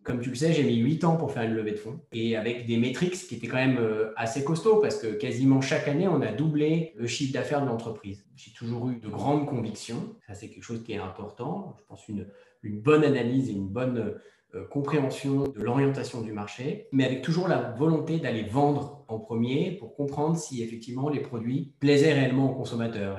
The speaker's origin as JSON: {"language": "French", "area": "Savoy", "region": "Auvergne-Rhône-Alpes", "country": "France", "also_born_or_lived": "Paris", "moved": "as an adult", "said": "Je suis au Savoyard d'origine"}